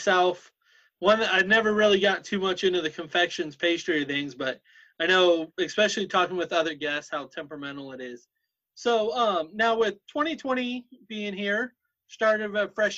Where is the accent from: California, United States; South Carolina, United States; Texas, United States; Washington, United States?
Washington, United States; Seattle; now in Alaska, United States; I grew up in the Seattle area